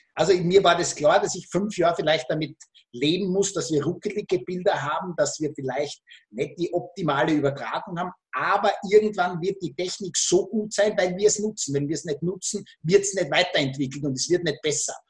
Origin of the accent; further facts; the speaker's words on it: Austria; Österreich, mein Heimatland